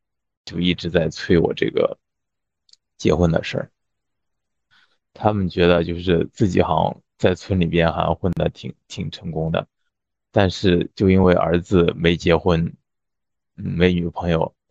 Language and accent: Chinese; Henan, China; moved away; 我们河南那边他比较喜欢看豫剧